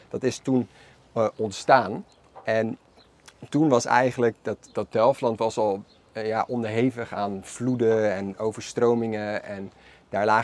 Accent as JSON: {"language": "Dutch", "town": "Maasluis", "region": "South Holland", "country": "Netherlands", "tie": "born or raised there", "said": "Allebei zijn wij geboren en getogen in Maasluis"}